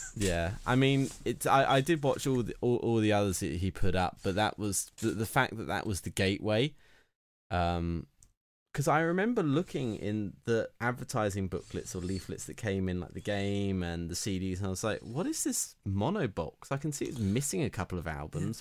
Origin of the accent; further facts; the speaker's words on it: United Kingdom; being British